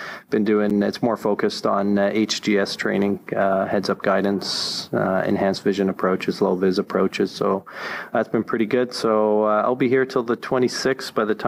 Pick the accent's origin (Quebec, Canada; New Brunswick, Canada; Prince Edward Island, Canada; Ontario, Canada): Ontario, Canada; Toronto; from Teterboro. I'm normally from Toronto, but this week I'm from Teterboro.